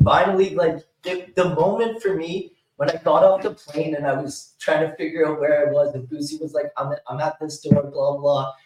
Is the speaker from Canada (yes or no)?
yes; Canada; I'm Canadian